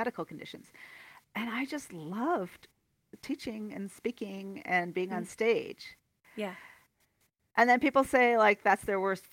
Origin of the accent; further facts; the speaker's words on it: near Toronto, Ontario, Canada; moved away as an adult; now in Calgary, Canada; I'm from Ontario, kind of near Toronto originally.